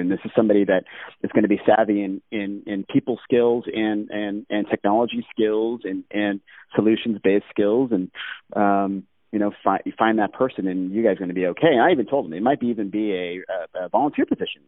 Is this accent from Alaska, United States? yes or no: yes; Alaska, United States; growing up in Alaska